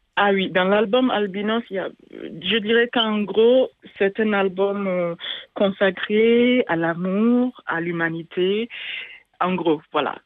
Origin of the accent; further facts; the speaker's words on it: Burkina Faso; moved away; en langue samo, chez moi au Burkina Faso